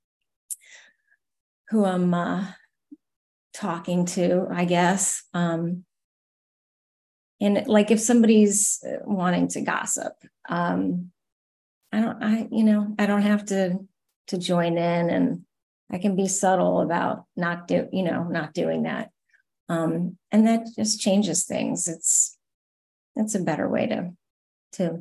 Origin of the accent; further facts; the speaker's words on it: Adirondacks, New York, United States; now in Nashville, United States; I grew up in the Adirondacks